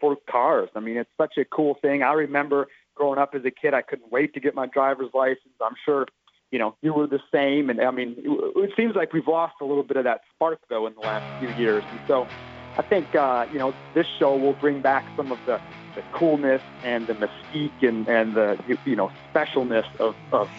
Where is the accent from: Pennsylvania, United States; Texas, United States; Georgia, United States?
Texas, United States; growing up in Texas